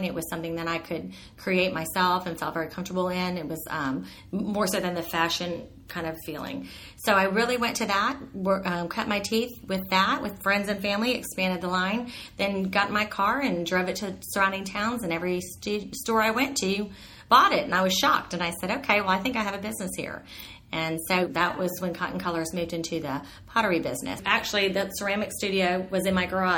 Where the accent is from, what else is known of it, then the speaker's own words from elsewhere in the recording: Miami, Florida, United States; I was born and raised in Miami